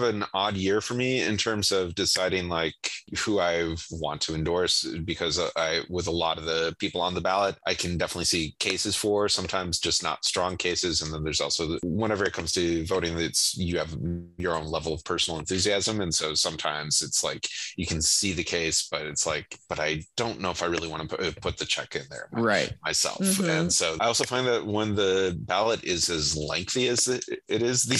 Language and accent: English; Michigan, United States; And even though I'm from Michigan, I wound up going for the New York Dolls